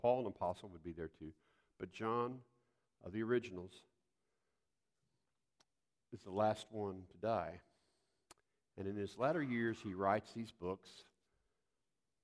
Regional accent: Poplar Bluff, Missouri, United States; growing up in the South

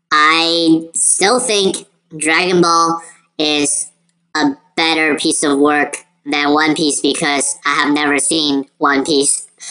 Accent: United States; also born or lived in China; as an Asian kid, um, growing up in America

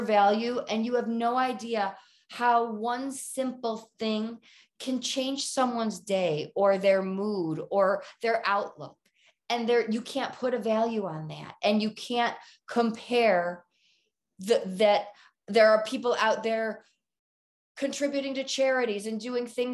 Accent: Detroit, Michigan, United States; now in Colorado, United States; I'm from Detroit, born and bred Lions fan

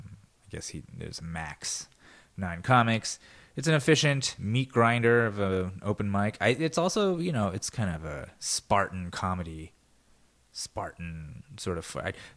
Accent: California, United States; I mean, I was just a kid growing up in the Valley, but that's just how Burbank always felt like it was somewhere away.

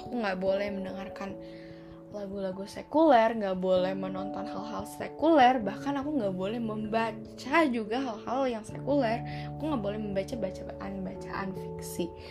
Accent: Riau, Indonesia; now in BSD, Indonesia; sebelum aku pindah ke BSD aku dari Riau aku ke BSD 2010

